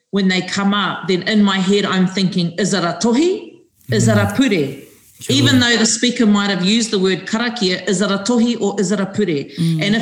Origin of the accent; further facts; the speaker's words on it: New Zealand; He Māori ahau i tēnei aohuri huri.